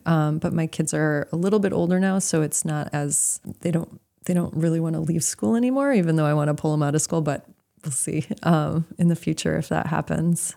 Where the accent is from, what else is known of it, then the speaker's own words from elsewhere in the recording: Milwaukee, Wisconsin, United States; moved away as an adult; also born or lived in Idaho / Rhode Island; now in Maine, United States; I grew up in Milwaukee.